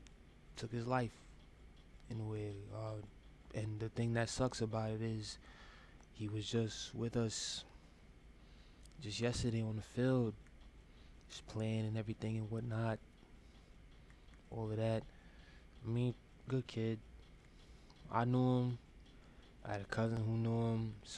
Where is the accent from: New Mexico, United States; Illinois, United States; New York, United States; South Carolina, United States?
New York, United States; Brooklyn; I'm also from Brooklyn too. You know, show love, spread love. It's the Brooklyn way.